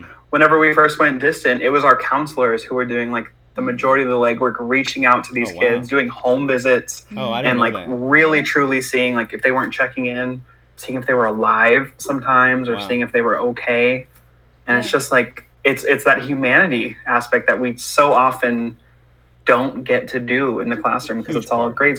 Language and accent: English; Stockton, California, United States; I am born and raised in Stockton.